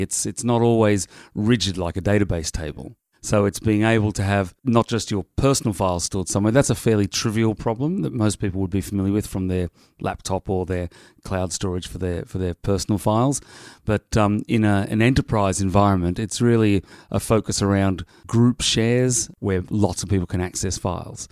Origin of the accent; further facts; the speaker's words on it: Sydney, New South Wales, Australia; moved away; Sydney, Australia, my hometown.